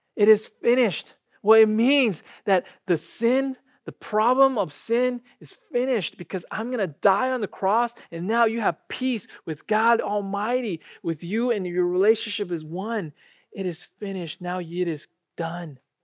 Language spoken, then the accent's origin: English; United States; also born or lived in Japan; I graduated from college here, I grew up here and then went back to Japan after college